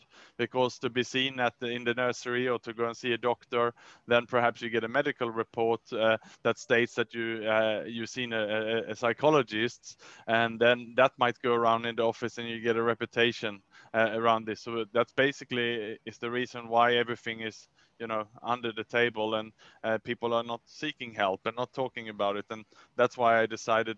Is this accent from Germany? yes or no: no; Sweden; moved away; also born or lived in Vietnam; where I come from Ross, Sweden